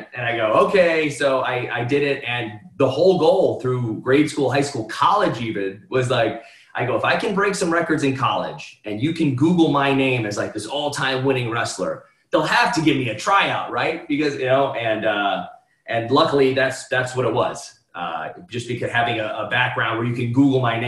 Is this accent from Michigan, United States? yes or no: no; Cleveland, Ohio, United States; I grew up in Cleveland, 15 minutes away from St. Edward High School